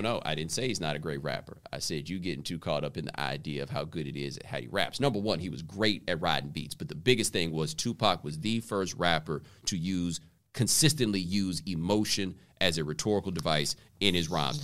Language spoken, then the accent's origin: English; Houston, Texas, United States; also born or lived in Waller, Texas; I grew up in Houston